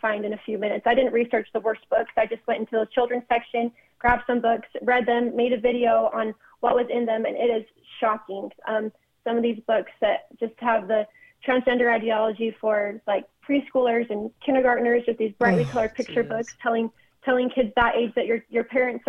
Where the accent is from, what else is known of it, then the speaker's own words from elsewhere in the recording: Orem, Utah, United States; my dad's on the city council, in my hometown in Orem, Utah